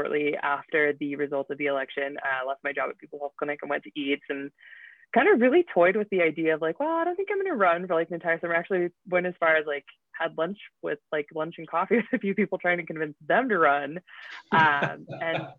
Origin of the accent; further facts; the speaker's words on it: Utah, United States; moved away as an adult; I grew up here in Utah. And, went away for a little while, came back